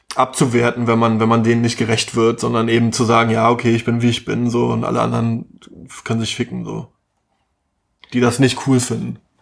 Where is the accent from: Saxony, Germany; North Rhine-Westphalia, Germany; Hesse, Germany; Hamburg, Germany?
Saxony, Germany; Chemnitz; now in Berlin, Germany; ich bin halt Ostdeutscher.